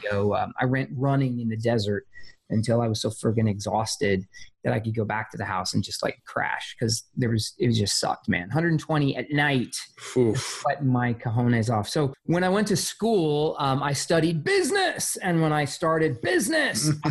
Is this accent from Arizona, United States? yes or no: yes; Arizona, United States; I'm a poor white kid. I grew up in Arizona